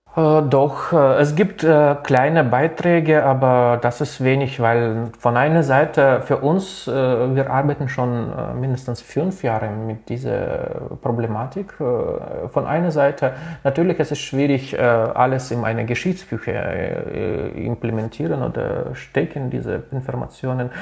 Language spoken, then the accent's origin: German; Kazakhstan; also born or lived in Latvia; now in Ukraine; ich bin äh, selber in Lettland geboren und in Kasachstan habe ich aufgewachsen